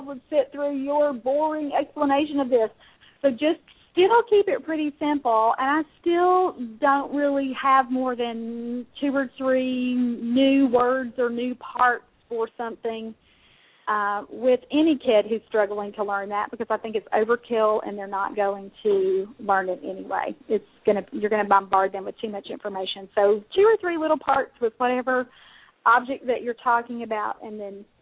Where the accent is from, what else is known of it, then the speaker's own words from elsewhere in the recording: Mississippi, United States; I'm from Mississippi